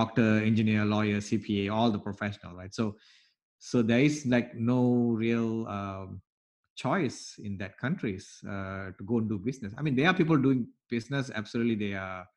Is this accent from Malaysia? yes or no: yes; Malaysia; now in United States; I came from Malaysia, Southeast Asia, where I've gone through different school systems